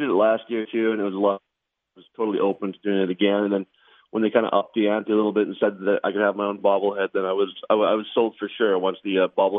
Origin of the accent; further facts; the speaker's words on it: Canada; now in United States; In Canada, it's kind of everyone's team is the Blue Jays.